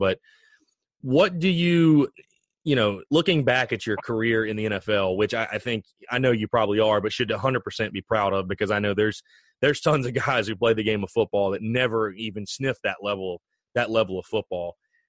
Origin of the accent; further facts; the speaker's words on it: South Carolina, United States; Hey, trust me, I'm from South Carolina myself.